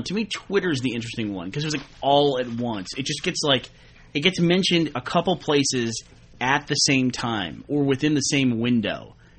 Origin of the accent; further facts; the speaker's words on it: New York, United States; moved away; I'm from New York, so my grandparents retired to Miami.